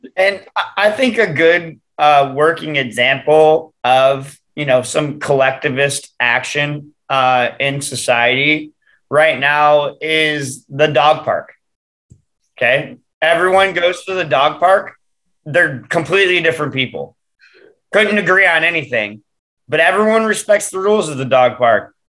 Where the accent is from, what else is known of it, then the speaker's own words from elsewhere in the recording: Detroit, Michigan, United States; growing up in Metro Detroit